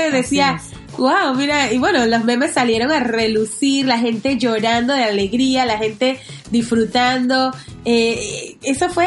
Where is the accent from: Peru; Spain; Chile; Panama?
Panama